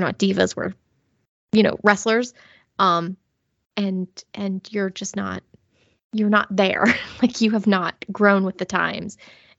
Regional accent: Germany; I know nothing of my heritage. I just know I'm from Germany.

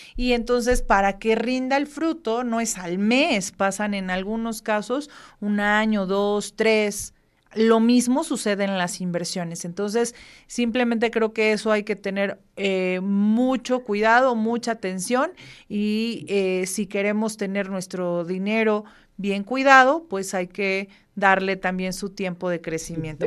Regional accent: Mexico; como buenos mexicanos que somos

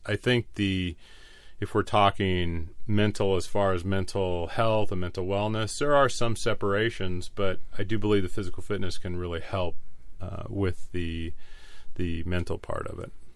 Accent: La Mesa, California, United States; I was born and raised in La Mesa

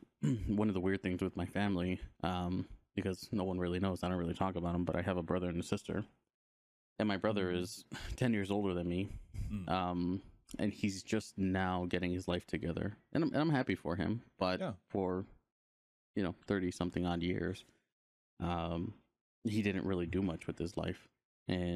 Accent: Los Angeles, California, United States; I grew up in Los Angeles

